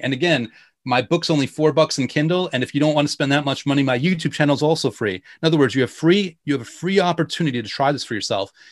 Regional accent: New York, United States; I'm from New York

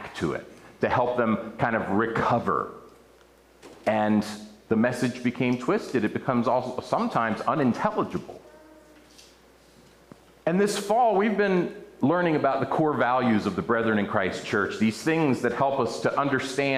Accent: outside of Baltimore, Maryland, United States; I grew up outside of Baltimore and went to a church in Dundalk, Maryland

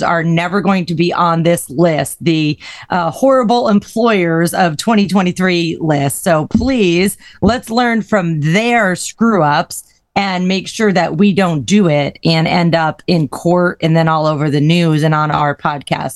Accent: Northeast USA, United States; now in Florida, United States; I grew up in the Northeast USA

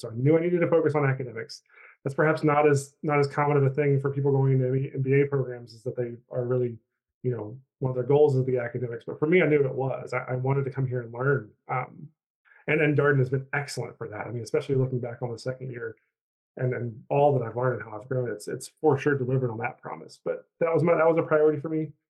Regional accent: Chilhowie, Virginia, United States; moved away as an adult; also born or lived in North Carolina / Kansas City; now in Charlottesville, United States; I'm um, from a little tiny town in Southwest Virginia called Chilhowie

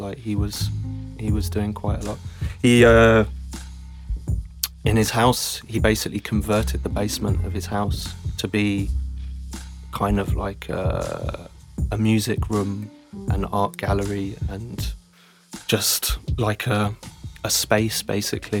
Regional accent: London, United Kingdom; moved away as an adult; now in Zurich, Switzerland; But yeah, I grew up in Arsenal. Very lucky to have grown up there. I would say it's a really nice part of town.

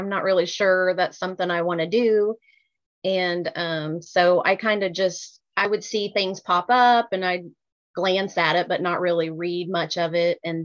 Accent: Missouri, United States; moved away as an adult; now in Florida, United States; So I am originally from Missouri. I was raised there and grew up there. And then just a year and a half ago, moved to Florida.

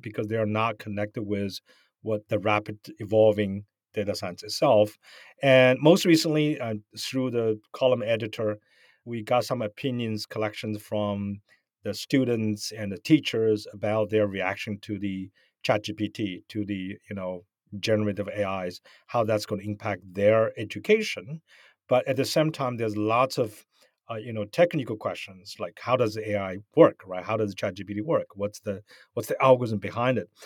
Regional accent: Shanghai, China; moved away as an adult; now in United States; Where I grew up, I grew up in China. I was born in Shanghai

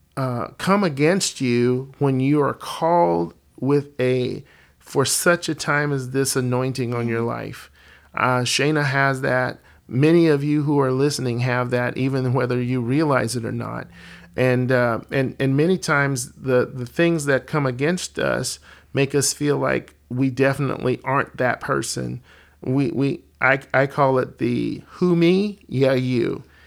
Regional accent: Alabama, United States; moved away as an adult; now in Colorado, United States; I was born and raised in Alabama and then the Lord, uh, moved Alicia and me to Colorado where we've been for the last twenty-five years

